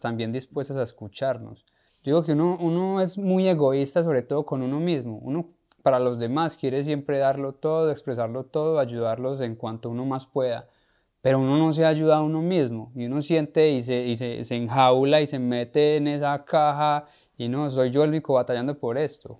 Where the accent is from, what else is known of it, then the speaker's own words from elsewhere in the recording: Paisa region, Antioquia, Colombia; nosotros los paisas